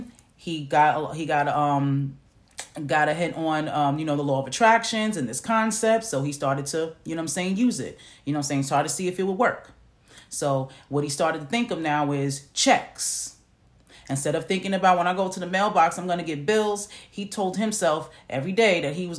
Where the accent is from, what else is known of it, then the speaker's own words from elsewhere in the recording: New York City, New York, United States; moved away as an adult; now in Macon, Georgia, United States; I'm from New York, okay? I'm from New York City.